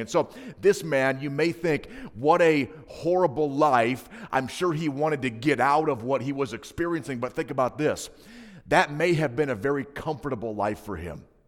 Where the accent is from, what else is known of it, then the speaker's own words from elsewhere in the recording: Hinsdale, Illinois, United States; I grew up in a small, um, Adventist ghetto, uh, known as Hinsdale, Illinois